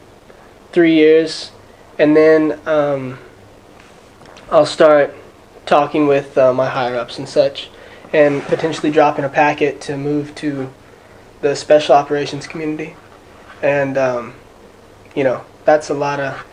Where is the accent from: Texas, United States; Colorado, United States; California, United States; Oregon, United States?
Texas, United States; Conroe; moved away as an adult; I'm from, born and raised in Conroe, Texas, all my life, same house